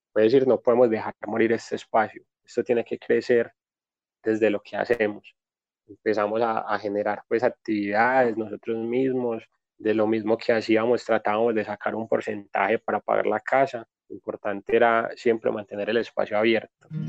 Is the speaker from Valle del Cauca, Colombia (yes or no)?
no; Medellín, Antioquia, Colombia; Nací acá en Medellín, soy de la vereda La Loma